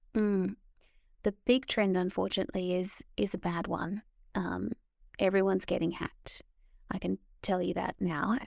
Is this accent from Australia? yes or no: yes; Australia; moved away as an adult; now in London, United Kingdom